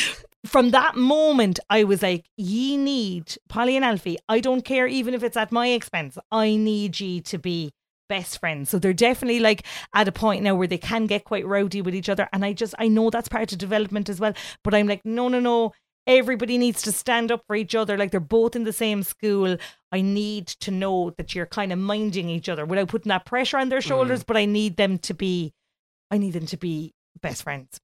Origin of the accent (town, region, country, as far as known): Ireland